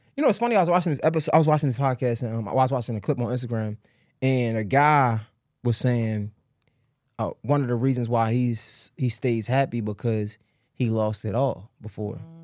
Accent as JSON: {"language": "English", "town": "Baltimore", "region": "Maryland", "country": "United States", "said": "I'm from Baltimore"}